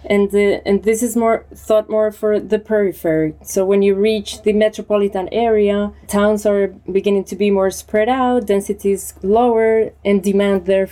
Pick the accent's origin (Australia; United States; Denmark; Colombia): Colombia; moved away as an adult; now in Barcelona, Spain; I'm originally from Colombia, but I live in Barcelona 6 years ago.